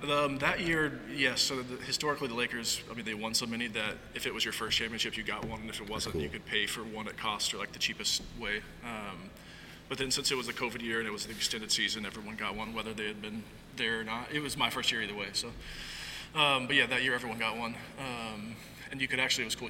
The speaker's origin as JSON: {"language": "English", "region": "Arkansas", "country": "United States", "tie": "born or raised there", "also_born_or_lived": "Los Angeles", "moved": "yes", "lives_now": "Eugene, United States", "said": "I grew up in Arkansas."}